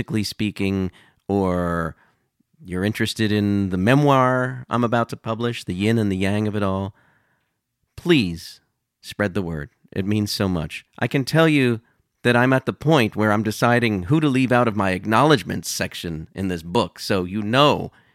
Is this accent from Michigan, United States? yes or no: no; Delaware, United States; my home state of Delaware